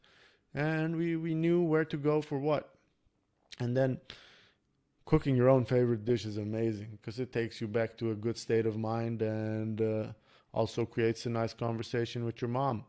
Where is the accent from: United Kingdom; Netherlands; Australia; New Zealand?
Netherlands; when I was growing up in Holland, we didn't have much money